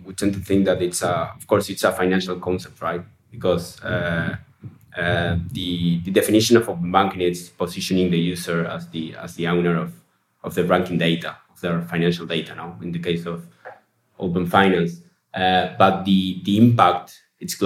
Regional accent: Uruguay; We're from Uruguay, yes. We have headquarters here in Montevideo

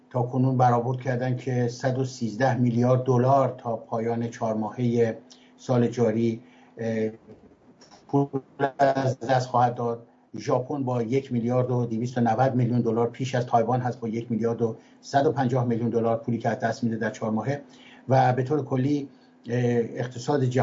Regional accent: Iran; moved away as an adult; من در ایران متولد شدم و در ایران تحصیلات کردم از دانشکده دندوپزشکی دانشگاه ملی ایران فارغ التحصیل شدم

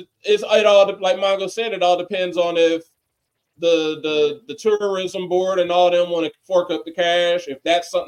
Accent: Ohio, United States; me living in Ohio, born and bred in Ohio

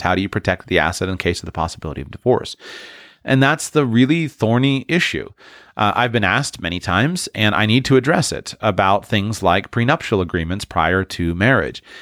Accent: United States; as an American

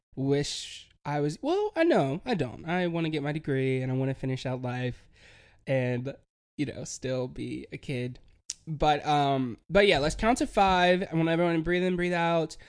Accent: Hickory, North Carolina, United States; moved away as an adult; I'm from Hickory, and I always, you know, I grew up there

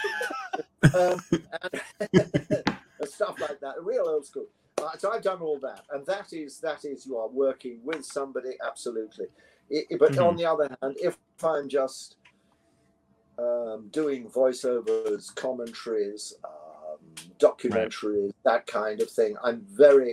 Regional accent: London, United Kingdom; they don't talk the way I talk because I come from London

